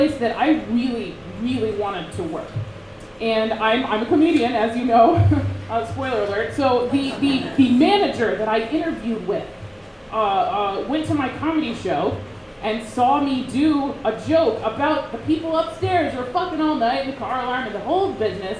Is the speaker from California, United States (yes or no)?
no; Eagle River, Alaska, United States; now in Portland, United States; I'm from Eagle River, Alaska. But I live in Portland